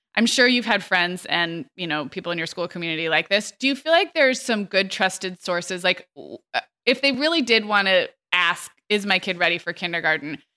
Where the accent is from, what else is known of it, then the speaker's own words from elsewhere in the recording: California, United States; When I was growing up in California